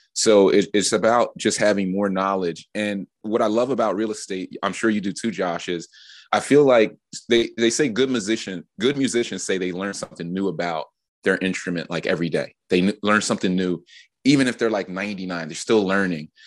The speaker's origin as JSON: {"language": "English", "town": "Philadelphia", "region": "Pennsylvania", "country": "United States", "tie": "born or raised there", "said": "growing up in Philly"}